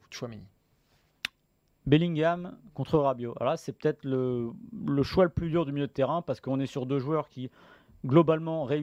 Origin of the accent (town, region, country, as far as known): France